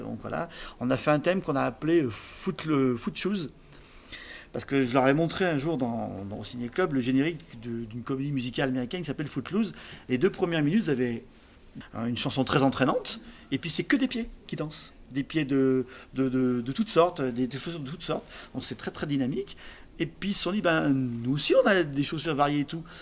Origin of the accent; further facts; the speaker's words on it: Saint-Symphorien-sur-Coise, Auvergne-Rhône-Alpes, France; also born or lived in Saint-Martin-en-Haut; je suis né à Saint-Saint d'abord